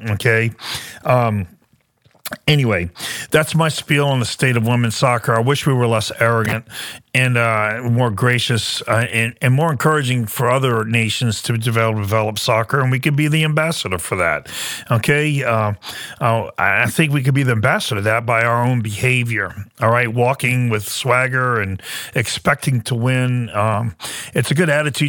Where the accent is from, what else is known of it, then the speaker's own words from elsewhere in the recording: United States; I am an American. I challenge anybody to question my citizenship. I'm proud to be an American